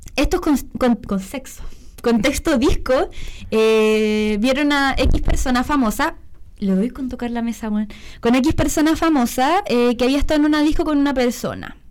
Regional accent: Iquique, Tarapacá, Chile; now in Santiago, Chile; no nací en Iquique, pero me criaron allá.

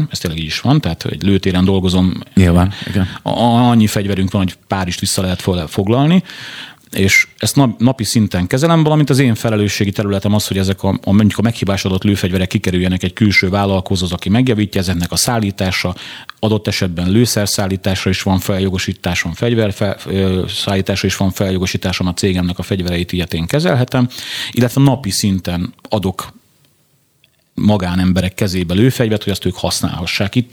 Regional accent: Pest, Hungary; én ugye mivel Pest megyei vagyok, a Pest megyei kapit, rendőrfőkapitányság, és ott elbírálják

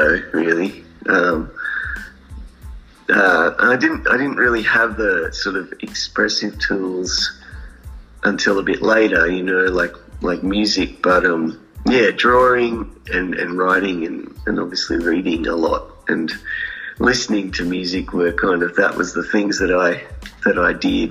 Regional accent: New South Wales, Australia; also born or lived in Coonamble, New South Wales / Woodburn, New South Wales; I grew up partly in Western New South Wales

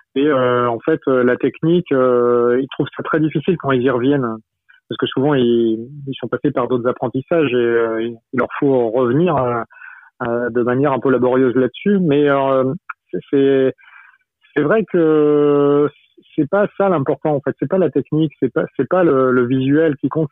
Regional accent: Brittany, France; je suis breton

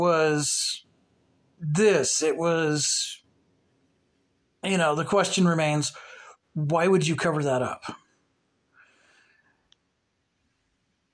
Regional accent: Cape Girardeau, Missouri, United States; Cape Girardeau, which is basically our hometown

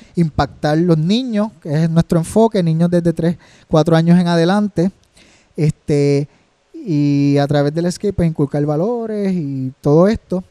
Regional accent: Rincón, Puerto Rico; soy de Rincón, me, crié en el surf y el skate, en un pueblo que es un surf town

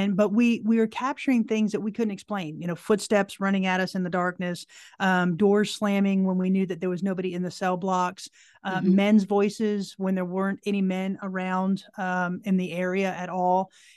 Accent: right outside of Orlando, Florida, United States; moved away as an adult; now in Tennessee, United States; I'm originally from Florida.

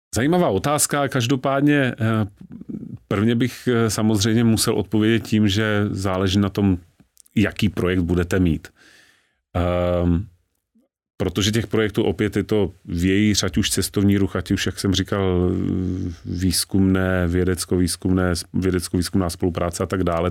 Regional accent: Znojmo, South Moravian Region, Czechia; Já sám jsem narozen ve Znojmě, což je deset kilometrů od hranic s Rakouskem

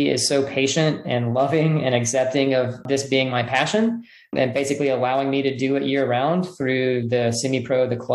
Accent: Hillsboro, United States; a Cup of Joe in Hillsboro, which is my hometown

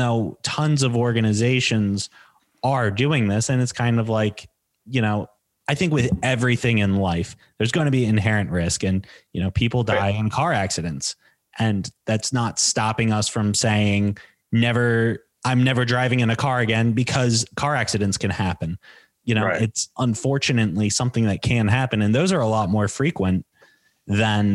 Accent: United States

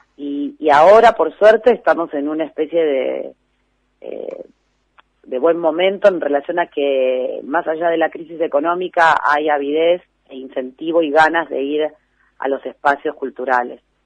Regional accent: Lomas del Mirador, Buenos Aires Province, Argentina; also born or lived in Flores, Buenos Aires; somos de Lomas del Mirador, un poco de Flores y un poco de Lomas del Mirador.

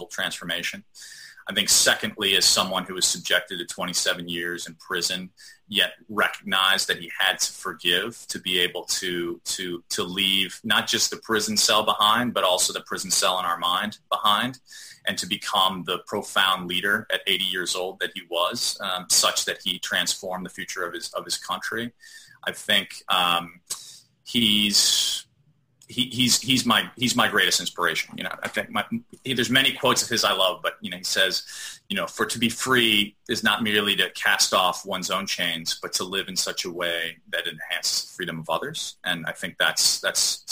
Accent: Chicago, Illinois, United States; I grew up in Chicago

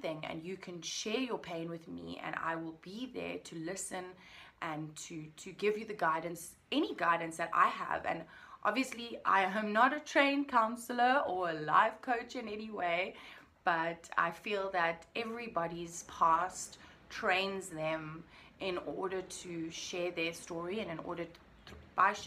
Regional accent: Cape Town, Western Cape, South Africa; I am from Cape Town, South Africa, the most beautiful country in the world. And I'm absolutely, unbelievably blessed to be able to call this my home

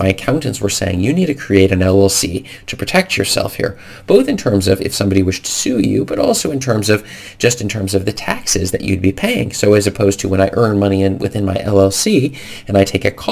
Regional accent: United States; moved away as an adult; now in Norway; the United States law, as my home country

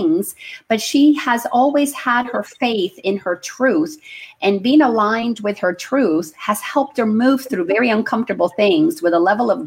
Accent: Dominican Republic; we grew up in the Dominican Republic, where Christopher Columbus built the first cathedral of the Americas.

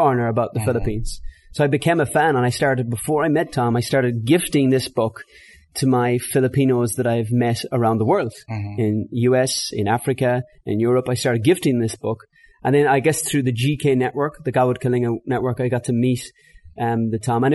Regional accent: Ireland; I'm Irish

